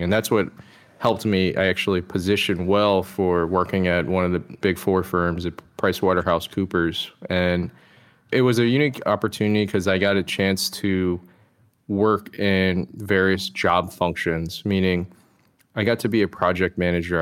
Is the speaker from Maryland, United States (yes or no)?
yes; DC metro area, Maryland, United States; I was born and raised in the D C metro area, just in, uh, Maryland.